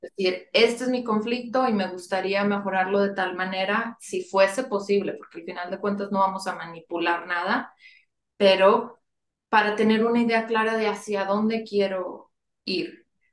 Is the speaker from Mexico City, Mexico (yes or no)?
no; Monterrey, Nuevo León, Mexico; moved away as an adult; now in San Antonio, United States; Yo nací en Monterrey y actualmente vivo en San Antonio, Texas. Ya tengo más de 20 años viviendo aquí.